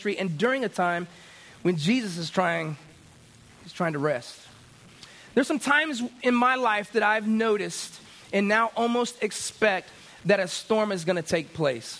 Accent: Florida, United States; I grew up in Florida

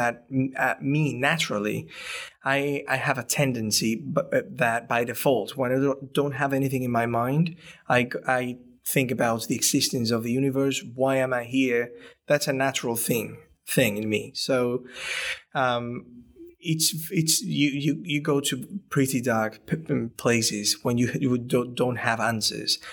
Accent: Spain; moved away; I'm from Spain, the background is very Catholic

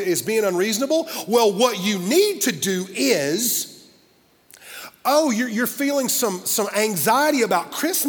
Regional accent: Simpsonville, United States; a little church where I grew up in Simpsonville area

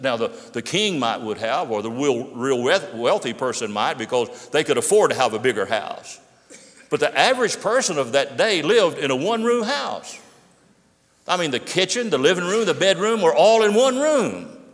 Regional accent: Pittsburgh, Pennsylvania, United States; When I was growing up in my hometown of Pittsburgh

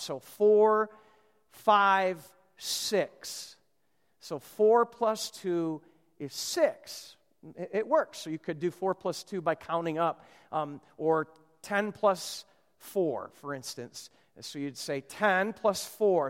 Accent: Minnesota, United States; moved away; I'm from Minnesota

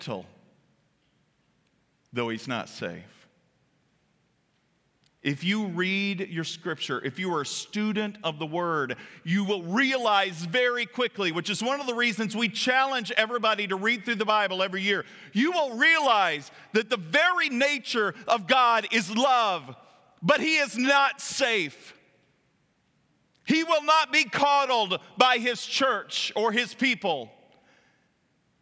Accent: Kentucky, United States; moved away; when I drive down there, it's like going back home

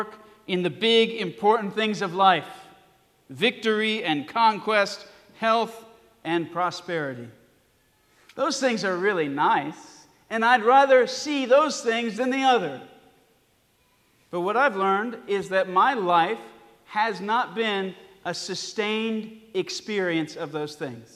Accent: Alabama, United States; I was born in Alabama

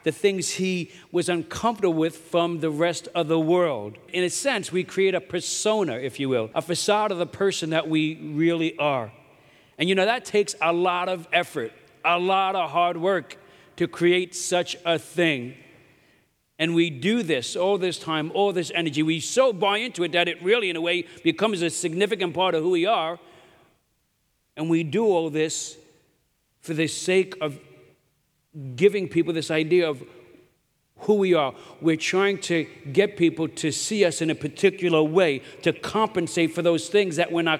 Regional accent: New York City, New York, United States; I'm from Brooklyn

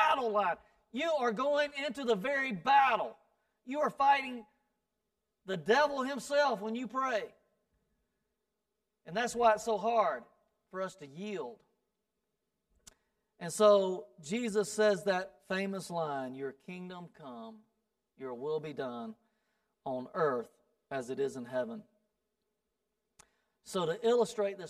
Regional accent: South Carolina, United States; I'm from South Carolina

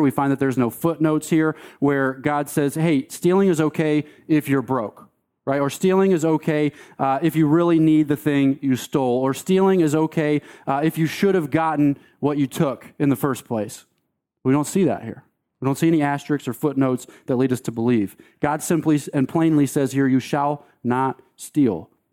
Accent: Delaware, United States; moved away as an adult; also born or lived in Fort Collins, Colorado; I grew up in Delaware

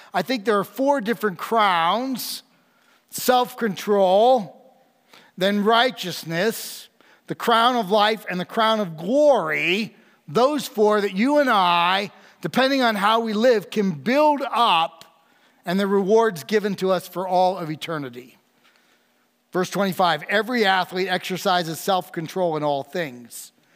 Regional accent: New York, United States; I'm from New York, not New York City

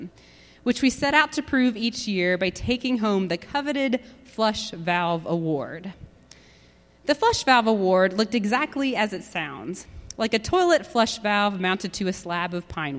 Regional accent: Dayton, Tennessee, United States; Bible Belt was coined in my hometown of Dayton, Tennessee

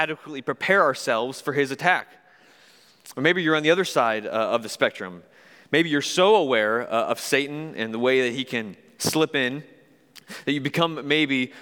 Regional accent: Michigan, United States; I grew up in Michigan

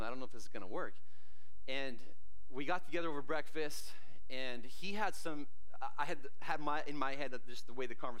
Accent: Canada; I grew up in Canada

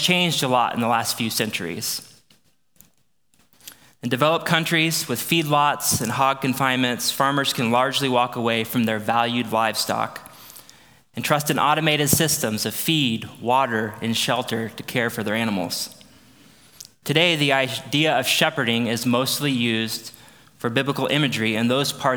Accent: Aledo, Illinois, United States; also born or lived in St. Louis, Missouri; I grew up in Aledo, which is where we moved back.

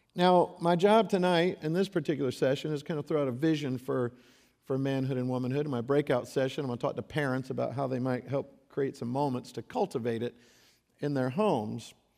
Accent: Gulf Coast of Florida, United States; I grew up on the Gulf Coast of Florida

